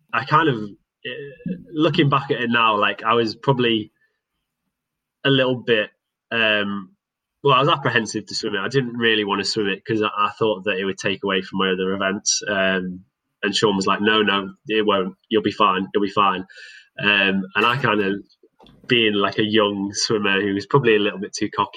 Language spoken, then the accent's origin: English; Cockermouth, North West England, United Kingdom; now in Loughborough, United Kingdom; it's always going to be home.